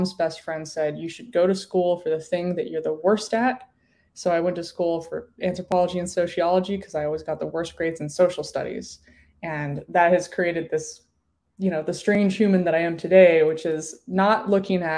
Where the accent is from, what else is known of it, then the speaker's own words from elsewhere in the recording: Denver, Colorado, United States; also born or lived in Salt Lake City, Utah; I grew up in Denver, and my parents were broadcast engineers